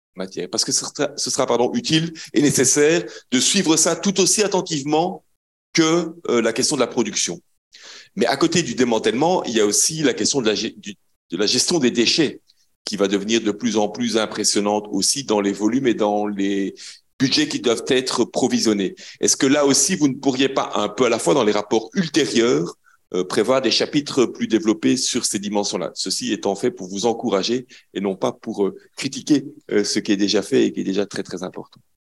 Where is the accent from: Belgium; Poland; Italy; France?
Belgium; je viens de Belgique